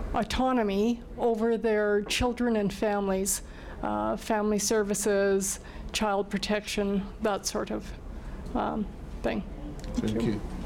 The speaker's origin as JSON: {"language": "English", "country": "Canada", "said": "I'm from Canada."}